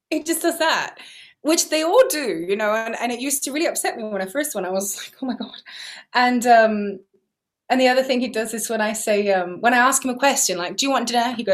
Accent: England, United Kingdom; born there; I was born in England, yeah, and I'd also gone over to Italy a few years before to learn Italian

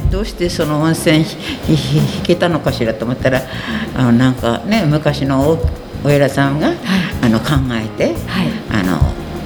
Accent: Abashiri, Hokkaido, Japan; now in Obihiro, Japan; 出身地は網走ですは

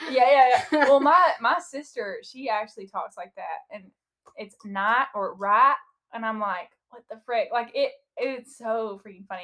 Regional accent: the South, United States; accent: southern; we sound so much more southern

